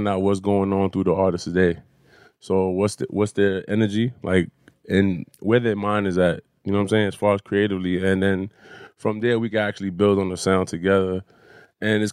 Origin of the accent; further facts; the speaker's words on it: New York, United States; growing up in New York in the 80s